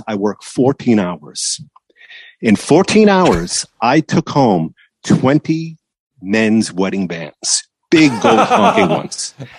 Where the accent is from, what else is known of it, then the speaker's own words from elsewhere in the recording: Massachusetts, United States; also born or lived in Los Angeles, California; now in Santa Ynez Valley, United States; Like I grew up in Massachusetts